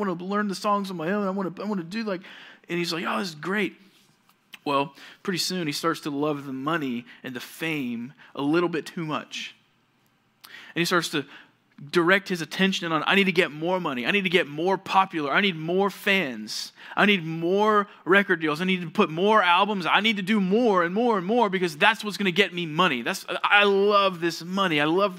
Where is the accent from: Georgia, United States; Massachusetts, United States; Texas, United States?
Georgia, United States; The church that I grew up at in Georgia, we had a pretty big auditorium.